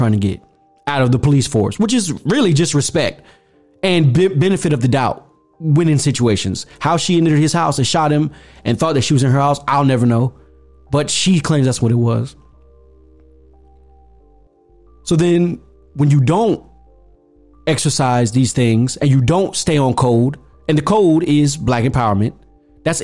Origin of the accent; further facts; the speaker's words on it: United States; Black people, we're just as American as apple pie.